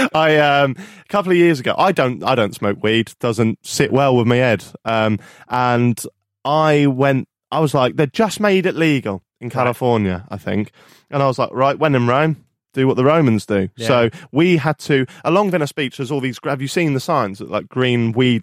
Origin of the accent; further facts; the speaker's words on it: United Kingdom; But because we're British and we have this pessimistic way of life.